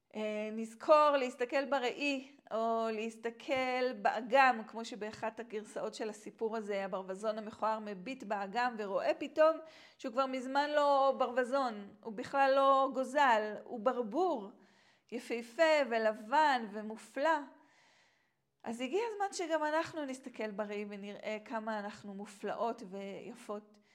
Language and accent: Hebrew; Israel; moved away; also born or lived in Tanzania; גדלתי כאן בארץ